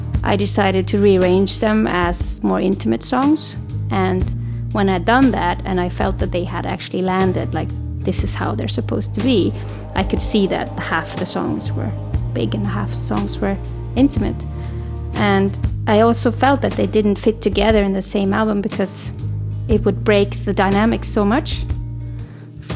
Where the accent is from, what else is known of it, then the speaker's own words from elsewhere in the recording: Norway; moved away as an adult; also born or lived in Sweden; now in Oslo, Norway; my hometown, my small hometown